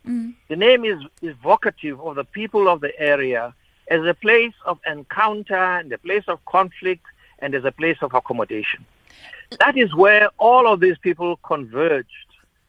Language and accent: English; Port Elizabeth, Eastern Cape, South Africa; I come from Port Elizabeth, where I was born, and I went to school there.